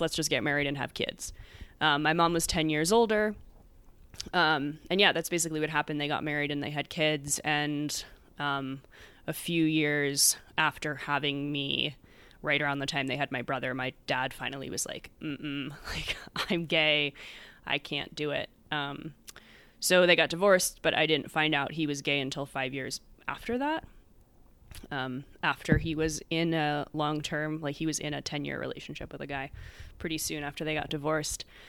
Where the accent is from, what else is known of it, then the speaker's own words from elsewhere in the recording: United States; moved away as an adult; also born or lived in San Diego; I grew up in suburbia outside Manhattan